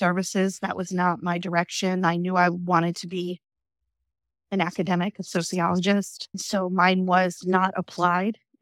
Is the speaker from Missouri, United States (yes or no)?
no; Indiana, Pennsylvania, United States; now in Richmond, United States; I grew up in Western Pennsylvania in a small town not far from Pittsburgh